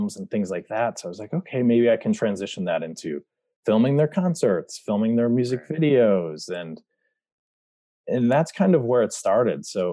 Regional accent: Brighton, Michigan, United States; I grew up in Michigan, about 30 minutes outside of Detroit, a little town called Brighton.

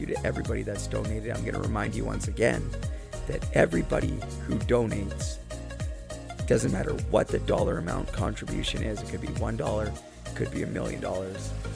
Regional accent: Port Coquitlam, British Columbia, Canada; Port Coquitlam, British Columbia, my hometown

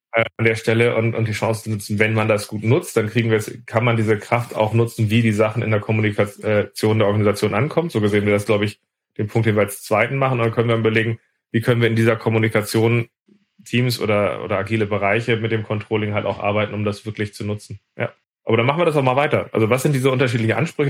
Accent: Hamburg, Germany; als Hamburger

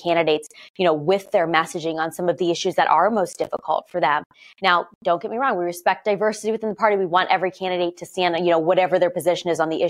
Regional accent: Ohio, United States; Ohio, where I am right now, my home state

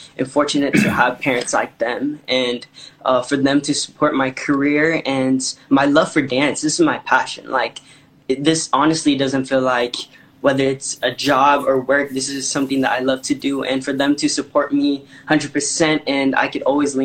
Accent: Las Vegas, Nevada, United States; also born or lived in San Francisco Bay Area, California; what raised me was Las Vegas. So I grew up in Las Vegas with my family

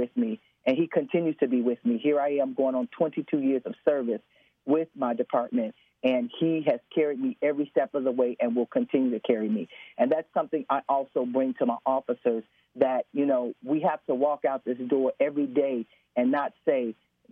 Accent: Chicago, Illinois, United States; I was born and raised in Chicago

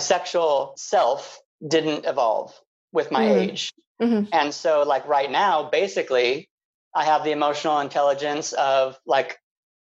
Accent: Palm Springs, California, United States; growing up in Palm Springs, everyone loves gay, was kind of a weird thing for me.

